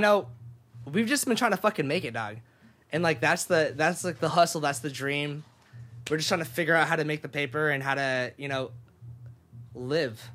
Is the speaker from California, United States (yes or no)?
yes; Sacramento, California, United States; moved away as an adult; also born or lived in Japan; now in Los Angeles, United States; I moved to Sacramento, California, um, and went to high school there